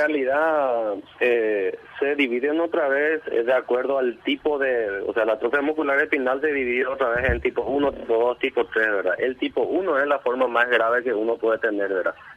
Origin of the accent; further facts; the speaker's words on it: Coronel Oviedo, Caaguazú, Paraguay; somos de Coronel Oviedo